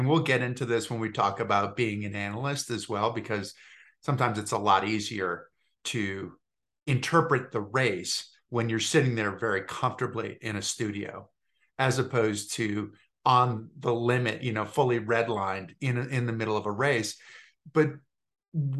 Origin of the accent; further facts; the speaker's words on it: Massachusetts, United States; I grew up in Massachusetts